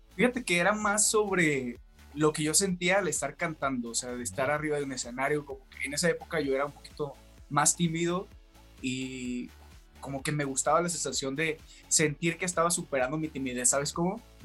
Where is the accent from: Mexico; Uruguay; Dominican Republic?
Mexico; Los Mochis, Sinaloa; moved away as an adult; now in Mexico City, Mexico; empecé a cantar en, en Mochis, que es de donde yo soy